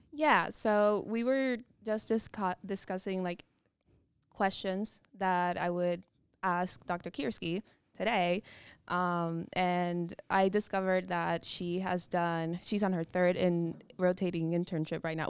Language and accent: English; Dominican Republic; moved away as an adult; also born or lived in Virginia, United States; now in United States; I'm a from the Dominican Republic